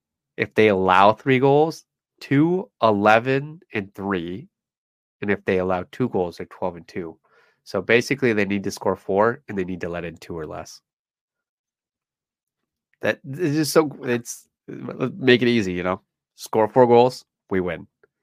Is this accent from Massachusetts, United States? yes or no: no; Grand Rapids, Michigan, United States; I'm from Grand Rapids.